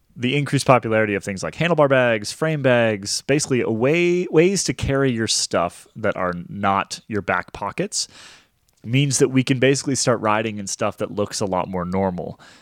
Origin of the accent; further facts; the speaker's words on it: Vermont, United States; I grew up in Vermont, which is a, just so cold and so miserable all the time